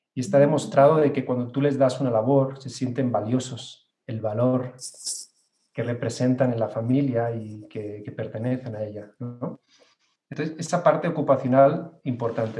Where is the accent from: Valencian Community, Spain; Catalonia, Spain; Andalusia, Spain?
Catalonia, Spain; Barcelona; now in Mexico City, Mexico; Yo nací en Barcelona, en, España